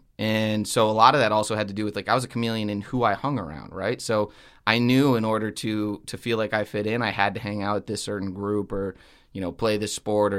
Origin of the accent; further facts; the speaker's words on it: Connecticut, United States; I grew up in a small town in Connecticut.